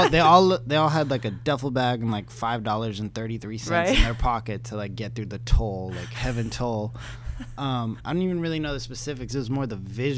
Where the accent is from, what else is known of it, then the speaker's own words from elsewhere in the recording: Los Angeles, California, United States; I'm from here. I'm from the Valley